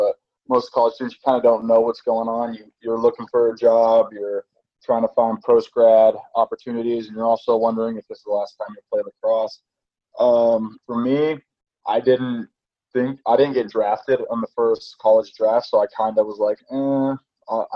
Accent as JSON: {"language": "English", "region": "Utah", "country": "United States", "tie": "born or raised there", "moved": "yes", "said": "Growing up in Utah"}